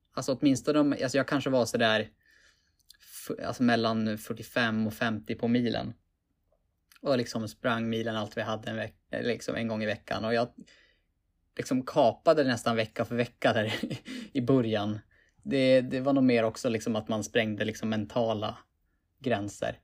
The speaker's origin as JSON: {"language": "Swedish", "town": "Piteå", "region": "Norrbotten County", "country": "Sweden", "tie": "born or raised there", "also_born_or_lived": "Umeå", "moved": "as an adult", "lives_now": "Stockholm, Sweden", "said": "född och uppvuxen i Piteå. I Norrbotten."}